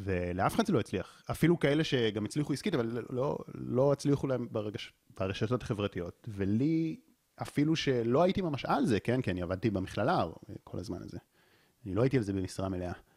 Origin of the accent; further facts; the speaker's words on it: Israel; נולדתי פה בישראל